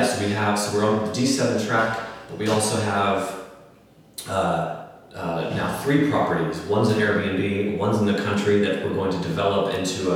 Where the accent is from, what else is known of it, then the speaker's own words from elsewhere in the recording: United States; moved away as an adult; also born or lived in Los Angeles, United States / Texas, United States; now in Lisbon, Portugal; Obviously, I grew up in America, but I lived in Los Angeles for 14 years